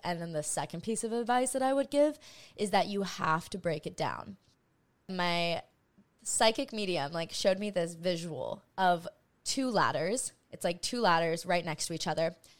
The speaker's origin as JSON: {"language": "English", "region": "Hawaii", "country": "United States", "tie": "born or raised there", "said": "I grew up in Hawaii"}